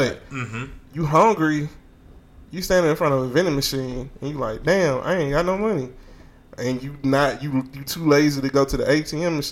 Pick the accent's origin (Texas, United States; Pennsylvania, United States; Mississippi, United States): Mississippi, United States; moved away; I'm from Mississippi